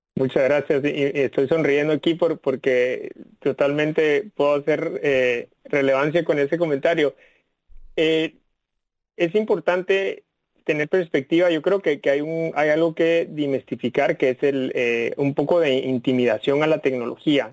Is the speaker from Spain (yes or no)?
no; Guatemala City, Guatemala Department, Guatemala; moved away as an adult; now in Washington, United States; yo nací en, la, en, Ciudad de Guatemala, en Centroamérica, y tuve la oportunidad de estudiar, crecer ahí